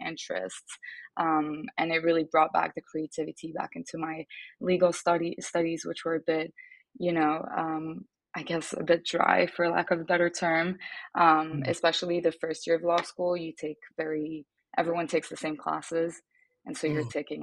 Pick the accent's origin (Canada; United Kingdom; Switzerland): Switzerland; Geneva; English is a second language; moved away as an adult; now in New York, United States; I am actually Swiss and Italian, and I was born and raised in Geneva in Switzerland